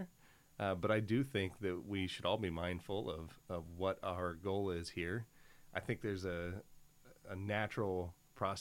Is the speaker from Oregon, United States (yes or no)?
yes; Oregon, United States; values that I grew up with here in Oregon